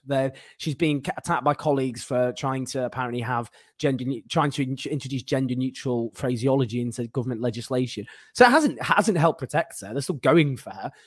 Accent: Stockport, North West England, United Kingdom; I am from Stockport

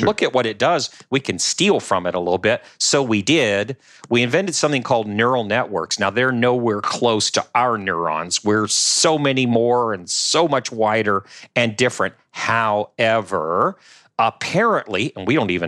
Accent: New Orleans, Louisiana, United States; Patrick and I both from the New Orleans area, right? We're from Louisiana

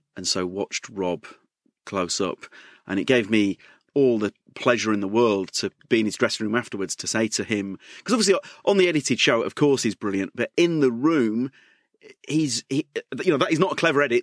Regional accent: York, Yorkshire and the Humber, United Kingdom; accent: York; my York accent

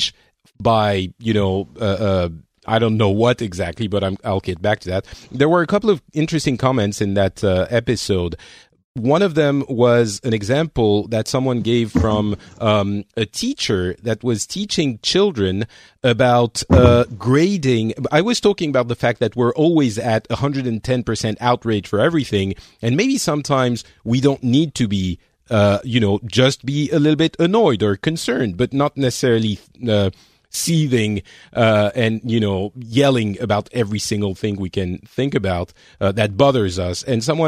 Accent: France; moved away; I'm from France, but I'm not there.

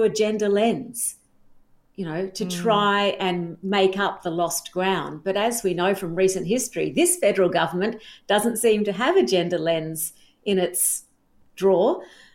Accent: South Australia, Australia; I grew up in South Australia

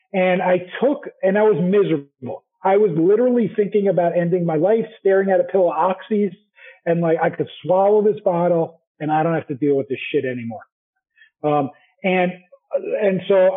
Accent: New Jersey, United States; moved away as an adult; also born or lived in New York / Utah; I'm from Jersey

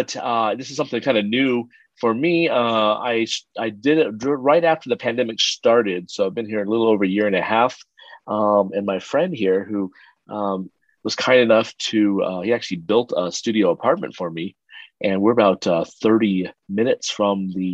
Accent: Philippines; born there; I was born in the Philippines. My dad's he was in the U.S. Air Force. He was an American, and my mom was a Filipino, and that's where they met at the U.S. Air Force base there.

